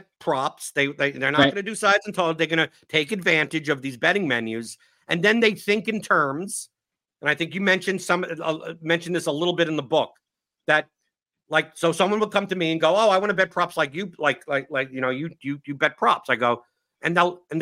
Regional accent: New York City, New York, United States; I come from New York City

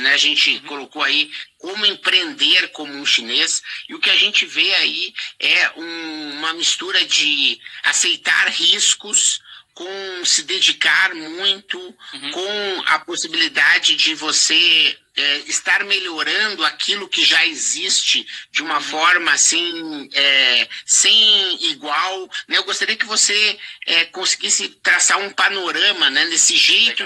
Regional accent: Brazil; como brasileiro

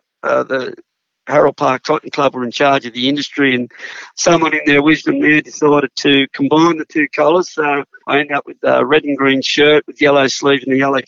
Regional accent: Queensland, Australia; also born or lived in Sydney; I was born in Crown Street Women's Hospital in Sydney, but when I was a little toddler, Dad moved to Queensland for a job opportunity, and we spent about 6 or 7 years up there.

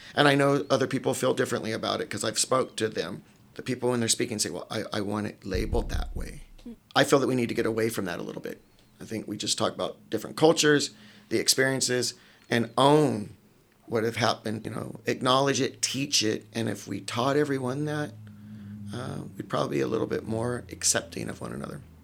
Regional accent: Sacramento, California, United States; moved away; grew up in neighborhoods that most people in Marin probably wouldn't walk through at night. Uh, Oak Park, um, that's where all my black family's from. And then we grew up in Franklin Boulevard

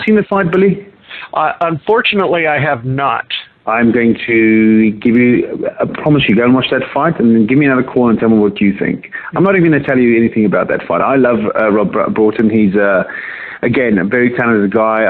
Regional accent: South Africa; also born or lived in Johannesburg; now in England; I was born in South Africa, born and raised there, and I came over to England in 1996.

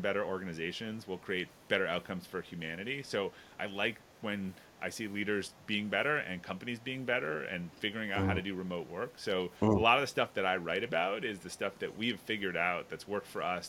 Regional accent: outside of Boston, Massachusetts, United States; I grew up in outside of Boston

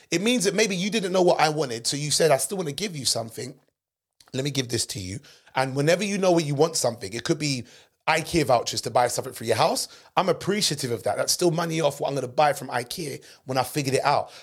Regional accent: England, United Kingdom; I'm British, but I'm not the typical loutish English person that walks around who are you all the time. But even though I'm born and raised here

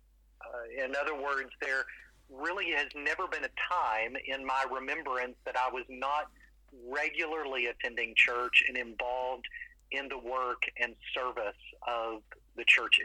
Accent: London, Kentucky, United States; also born or lived in Louisville, Kentucky; So I grew up in London, Kentucky, and was born and raised in the country on a farm.

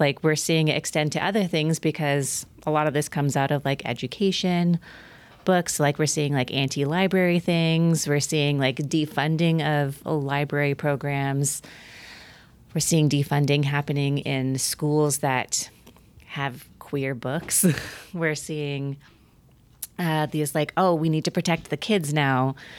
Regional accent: Oregon, United States; my home state, Oregon

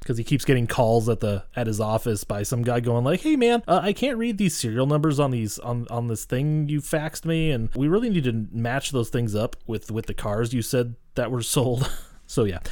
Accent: Montana, United States; I'm being from Montana

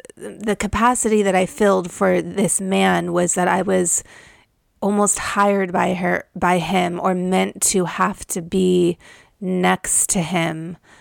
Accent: Malibu, California, United States; I grew up in Malibu, California

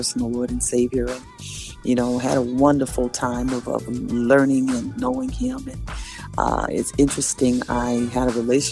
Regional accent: New York City, New York, United States; moved away as an adult; also born or lived in Tulsa, Oklahoma / Nashville, Tennessee; now in Los Angeles, United States; I was born and raised in Harlem, New York

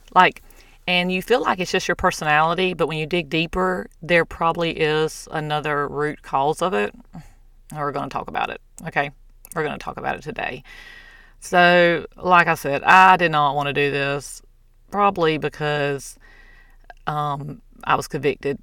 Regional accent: the South, United States; I'm from the South

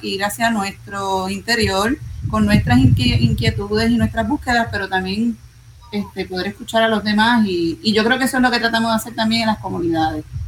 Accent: Puerto Rico

